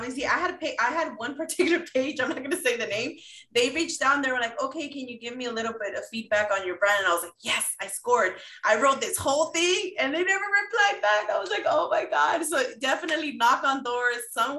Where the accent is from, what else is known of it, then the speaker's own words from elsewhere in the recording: Mexico City, Mexico; I'm from Mexico City. My family's from Mexico City.